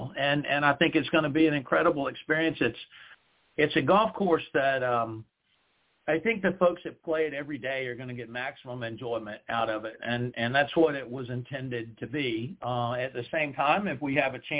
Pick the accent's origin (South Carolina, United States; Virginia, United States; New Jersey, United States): South Carolina, United States; the countryside where I grew up in South Carolina